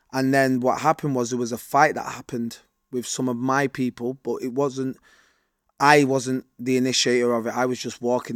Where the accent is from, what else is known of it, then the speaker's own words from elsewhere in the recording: United Kingdom; I was born and raised in Rush Home